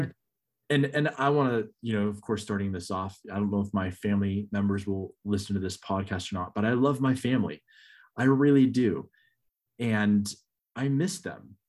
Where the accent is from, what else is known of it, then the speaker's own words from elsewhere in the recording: Northern California, United States; moved away as an adult; now in Michigan, United States; I grew up in Northern California and I love Northern California